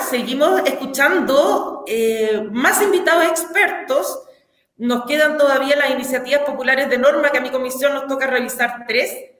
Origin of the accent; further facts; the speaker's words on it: Hualpén, Biobío, Chile; also born or lived in Santiago / Concepción; yo soy de Huarpén, nací y criada